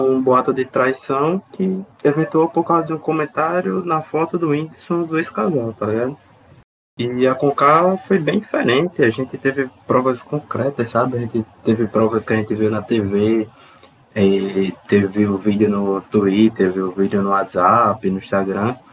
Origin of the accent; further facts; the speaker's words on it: Curitiba, Paraná, Brazil; Eu sou de Curitiba, é uma cidade muito reservadinha, eu tenho muita educação para falar com as pessoas.